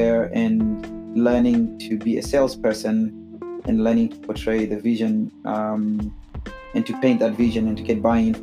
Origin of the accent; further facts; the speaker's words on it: Zimbabwe; moved away; I am originally from Zimbabwe